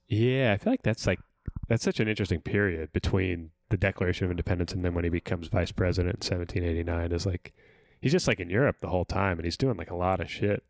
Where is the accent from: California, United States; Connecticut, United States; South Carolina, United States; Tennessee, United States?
California, United States; I'm from California